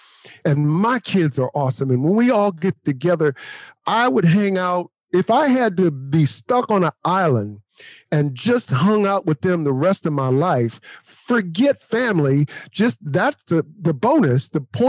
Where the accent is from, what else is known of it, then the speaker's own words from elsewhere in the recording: Louisiana, United States; but we're from Louisiana. So, you know, kissing cousins is not, you know.